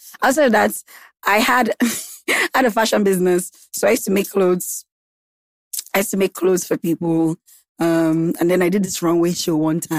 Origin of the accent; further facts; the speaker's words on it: Gambia; moved away as an adult; now in Lagos, Nigeria; I grew up in Gambia. I lived in Gambia for like 15 years.